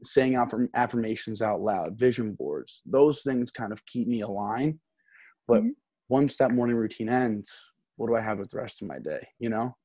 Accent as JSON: {"language": "English", "area": "Essex County", "region": "New Jersey", "country": "United States", "tie": "born or raised there", "also_born_or_lived": "University of Maine", "moved": "as an adult", "said": "I grew up in New Jersey. Um, okay. Um, I'm, I'm in Essex County, so it's right outside New York City"}